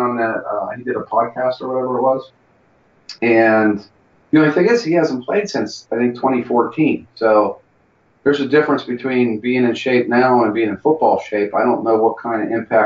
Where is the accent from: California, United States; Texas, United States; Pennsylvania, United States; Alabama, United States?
Pennsylvania, United States; Pittsburgh; I'm from Pittsburgh